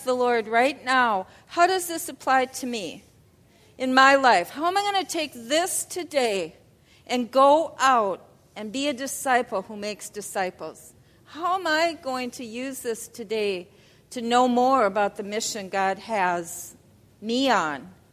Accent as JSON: {"language": "English", "country": "United States", "said": "We're both American girls"}